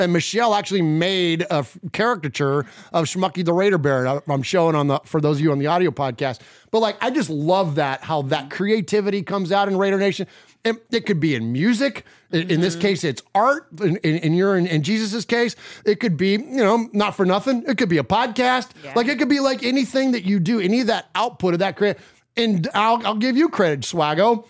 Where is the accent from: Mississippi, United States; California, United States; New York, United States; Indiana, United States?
California, United States; San Jose; where I grew up in San Jose